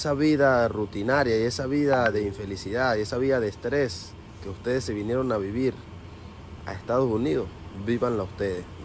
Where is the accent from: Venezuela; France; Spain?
Venezuela; now in United States; Muy feliz y contento por todo el apoyo que nos han brindado como venezolanos.